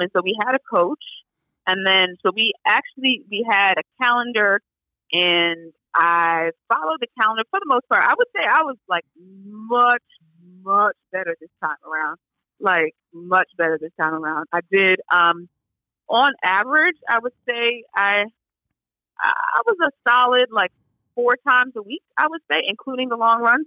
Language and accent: English; New York City, New York, United States; I'm from New York